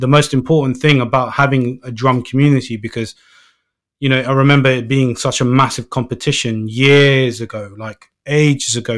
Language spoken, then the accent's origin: English; London, United Kingdom; I'm from London